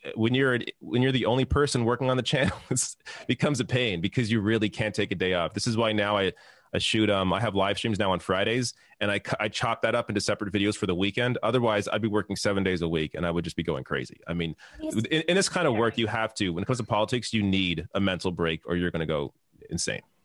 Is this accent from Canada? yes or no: yes; Canada; I'm Canadian